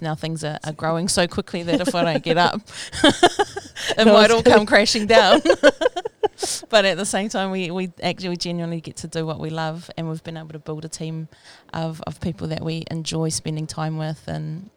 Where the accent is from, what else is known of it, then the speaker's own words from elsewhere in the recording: Rotorua, Bay of Plenty, New Zealand; I was born and raised in Rotorua.